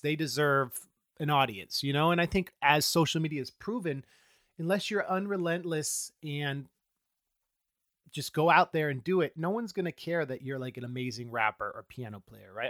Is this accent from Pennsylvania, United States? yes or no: no; Oakland, California, United States; also born or lived in Central Coast, California; I grew up in the Oakland Hills until I was in middle school, and then my parents moved down to the Central Coast